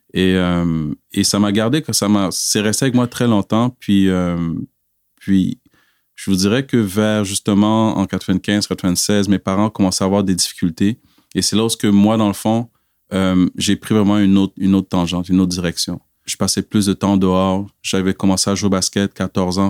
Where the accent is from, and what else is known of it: Quebec, Canada; born or raised there; also born or lived in Cameroon / Montreal / Laval / Abitibi-Témiscamingue